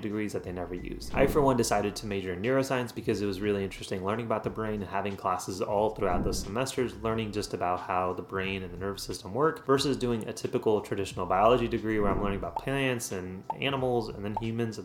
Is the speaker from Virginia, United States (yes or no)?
no; Central Texas, United States; also born or lived in India; I was born in India, but I came here when I was 4 years old. And since then, I've done all my training throughout the US system. So that includes high school, college, and medical school. And now all of those have been within Central Texas